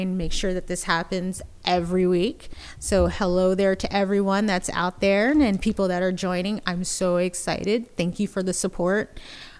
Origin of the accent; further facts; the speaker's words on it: United States; moved away as an adult; now in Bay Area, United States; I am originally from the East Coast, New Jersey, Philadelphia area